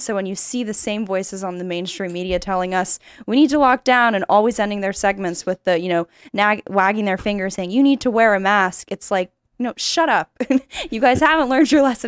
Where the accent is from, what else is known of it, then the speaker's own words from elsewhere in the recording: California, United States; moved away; I'm from California. My parents were there.